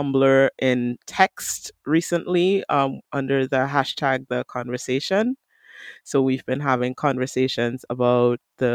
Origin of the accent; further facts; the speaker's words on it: Trinidad & Tobago; I'm from Trinidad and Tobago.